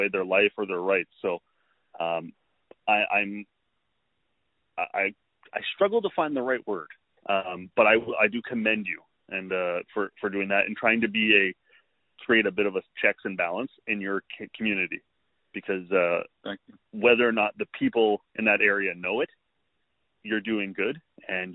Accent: Canada; a Canadian, as a Canadian

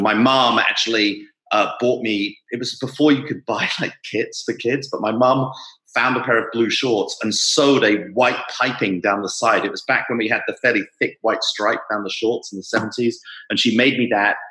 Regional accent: London, United Kingdom; I grew up in South London

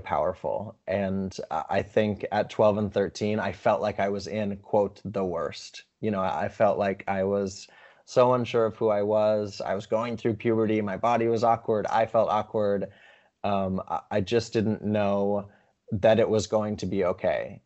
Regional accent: Montana, United States; growing up in Montana

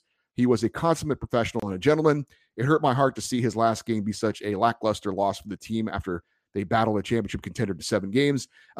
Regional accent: California, United States; Growing up in Northern California, I had no friends or family that were hockey fans

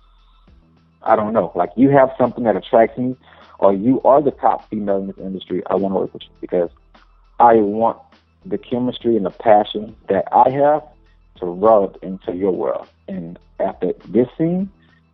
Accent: New Orleans, Louisiana, United States; moved away as an adult; I come from the bottom of the map. I come from New Orleans

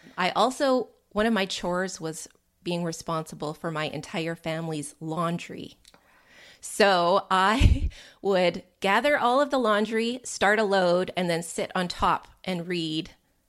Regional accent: Canada; I'm a Canadian

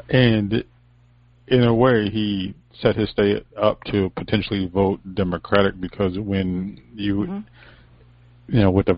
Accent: United States; we're American

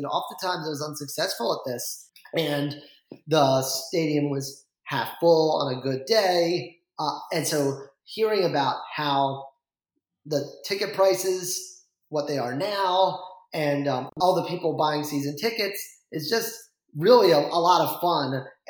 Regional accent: Vermont, United States; I grew up in Vermont for a while. And I think I was like one of five people in my high school who cared about college football.

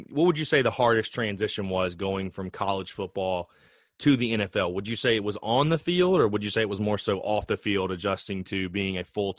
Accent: South Carolina, United States; Hey, trust me, I'm from South Carolina myself.

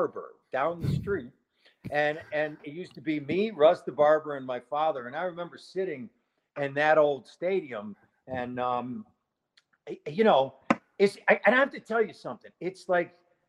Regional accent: Buffalo, New York, United States; I'm from Buffalo. It's a blue-collar town

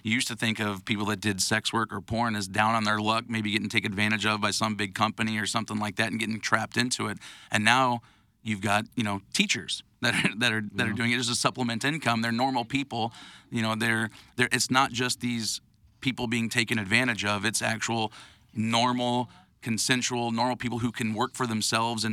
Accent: St. Louis, Missouri, United States; we're from St. Louis

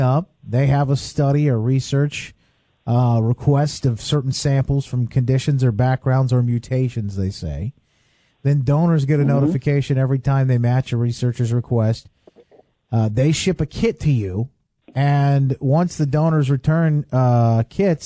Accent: Indiana, United States; I'm from Indiana.

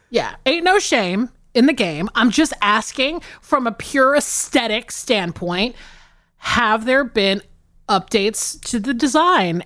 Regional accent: the South, United States; living and growing up in the South

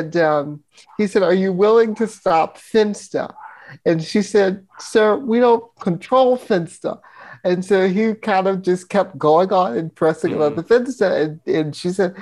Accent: Virginia, United States; growing up in Virginia in a conservative town

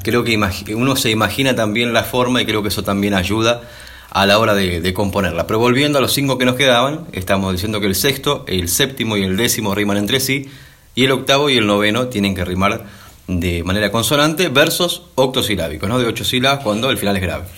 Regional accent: San Vicente, Buenos Aires Province, Argentina; en mi pueblo

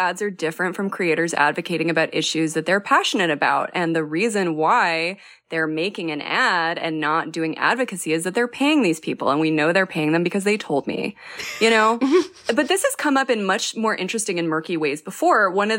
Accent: New Mexico, United States; I'm from New Mexico, and so I can say that fighting fire with fire, like a controlled burn, can be very dangerous.

